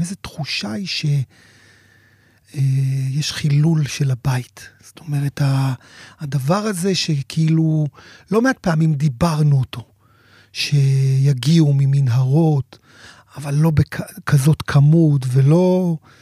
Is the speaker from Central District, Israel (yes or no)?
no; Sderot, Southern District, Israel; אני יליד שדרות, והמשפחה שלי גרה בשדרות